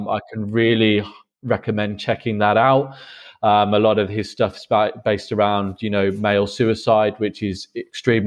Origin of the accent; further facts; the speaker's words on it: England, United Kingdom; moved away as an adult; now in Berlin, Germany; I'm currently based in Berlin, but I am from England.